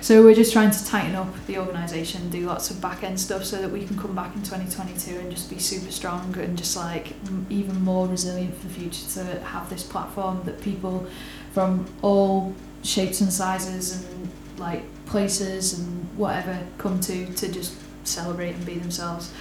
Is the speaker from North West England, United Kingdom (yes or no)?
yes; Liverpool, North West England, United Kingdom; now in Manchester, United Kingdom; as a scouser